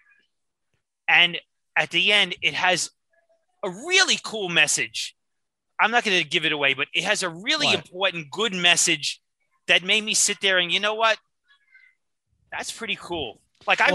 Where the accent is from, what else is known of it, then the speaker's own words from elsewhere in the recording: New York City, New York, United States; I grew up in Brooklyn, New York.